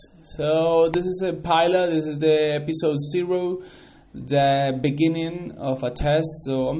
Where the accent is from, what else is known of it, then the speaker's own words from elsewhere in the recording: Cali, Valle del Cauca, Colombia; first language Spanish; English is a second language; I'm from Cali, Colombia. I am 27 years old.